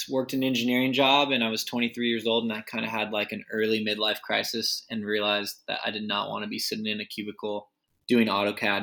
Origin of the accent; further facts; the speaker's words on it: Rancho Cucamonga, California, United States; also born or lived in San Luis Obispo; I grew up in Ranch Cucamonga, so east of LA, southeast of LA in the Inland Empire